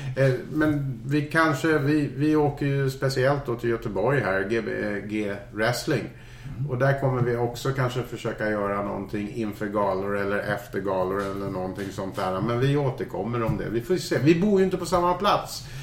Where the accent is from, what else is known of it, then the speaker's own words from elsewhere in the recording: Scotland, United Kingdom; moved away; men jag kommer ju från Skottland